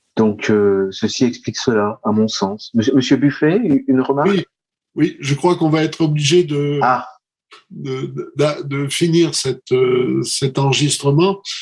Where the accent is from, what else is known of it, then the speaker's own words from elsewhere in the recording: France; nous sommes en France, nous sommes français